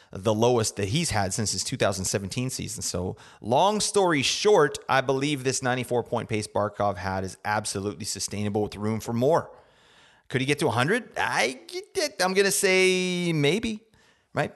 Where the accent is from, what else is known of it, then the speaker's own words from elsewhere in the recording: Canada; I'm from Canada, so we say Zerberts.